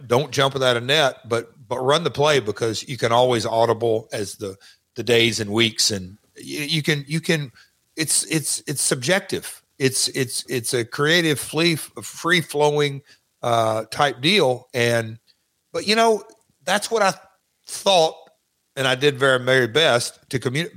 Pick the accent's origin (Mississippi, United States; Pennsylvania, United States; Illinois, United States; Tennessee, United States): Tennessee, United States; Nashville; accent: Southern; also born or lived in Memphis; I'm from Nashville